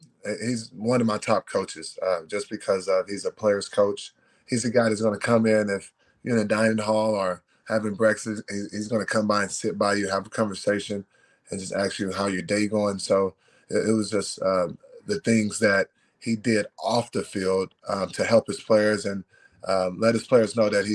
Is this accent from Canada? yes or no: no; Austin, Texas, United States; It was freaking different, especially coming from a big city like Austin, Texas, whereas, city life, it's The motto there is keep it weird.